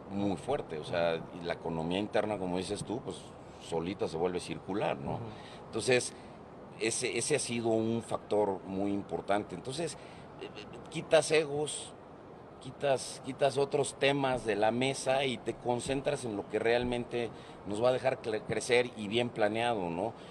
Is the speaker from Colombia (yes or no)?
no; Mexico; los mexicanos